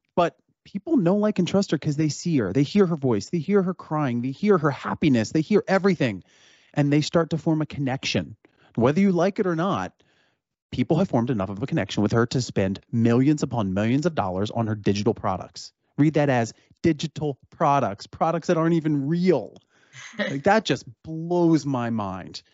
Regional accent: Cherry Hill, New Jersey, United States; I'm from Cherry Hill, New Jersey

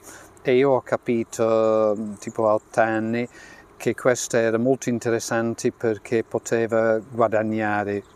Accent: Yorkshire and the Humber, United Kingdom; Italian is a second language; moved away; Io sono dello Yorkshire e la casa in cui sono cresciuta eh, era un po' freddina d'inverno

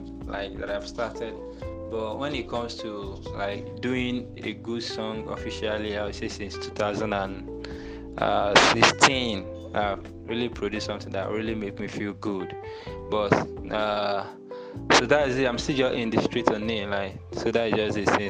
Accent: Nigeria; now in Accra, Ghana; I'm from Nigeria. I reside in Ghana, Accra.

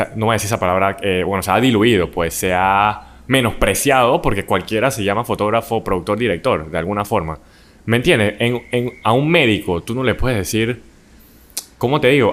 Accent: Panama; nosotros como panameños

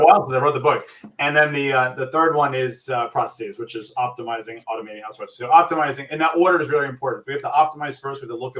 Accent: New York, United States; moved away as an adult; now in New Jersey, United States; I am born and raised in New York. I've been in New Jersey for a year now

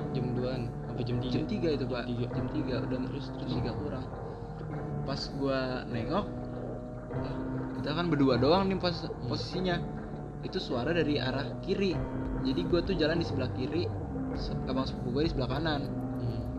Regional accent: Cilacap, Central Java, Indonesia; itu waktu gua pulang kampung di Cilacap kebetulan kampung gua kan

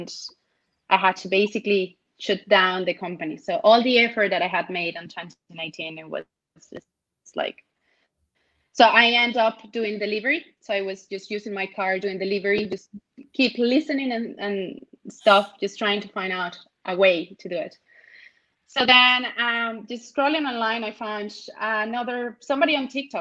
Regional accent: Venezuela; moved away as an adult; now in Ireland; I'm actually from Venezuela. I was born in Venezuela and I have been living in Ireland for the last decade

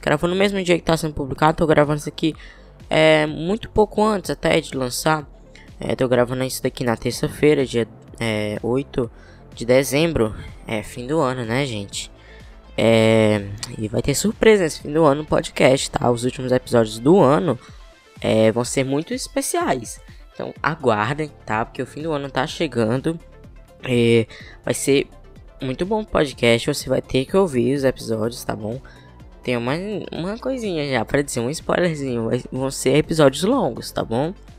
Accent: Teresina, Piauí, Brazil; eu sou de Teresina Piauí

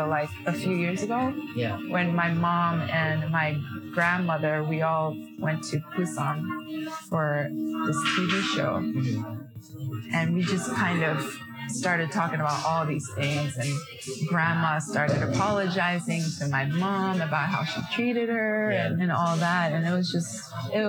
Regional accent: Yokohama, Kanagawa, Japan; also born or lived in New York City; So I grew up, I'm born and raised in Japan

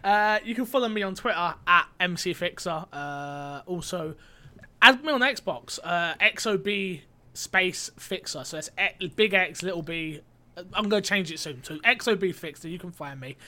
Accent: United Kingdom; I'm not American. They don't let, they don't let Brits on there.

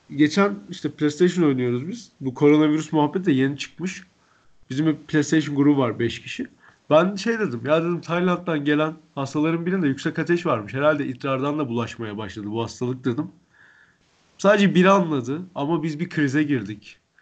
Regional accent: Antep, Gaziantep, Turkey; Antepliyim ben

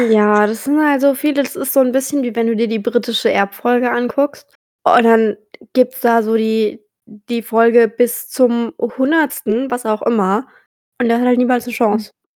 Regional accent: about 45 minutes from Ochsenfurt, Bavaria, Germany; nur eine Dreiviertelstunde von meiner Heimat

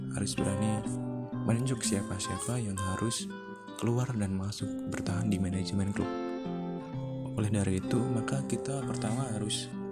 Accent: Indonesia; warga Indonesia

